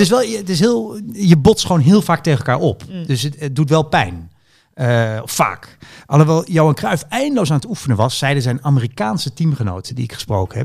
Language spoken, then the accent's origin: Dutch; Groningen, Netherlands; moved away; Ik ben opgegroeid in Groningen.